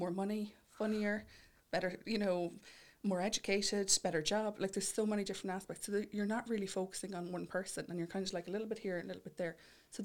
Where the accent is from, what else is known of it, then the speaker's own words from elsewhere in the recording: Mullingar, Westmeath, Ireland; I'm from Mullingar myself